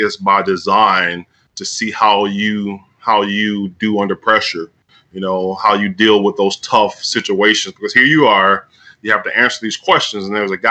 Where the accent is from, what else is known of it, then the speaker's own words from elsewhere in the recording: Tuscaloosa, Alabama, United States; I grew up in Tuscaloosa